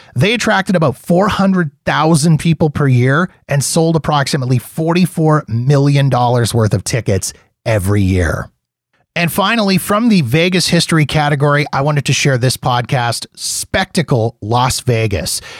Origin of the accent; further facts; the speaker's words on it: Canada; as a Canadian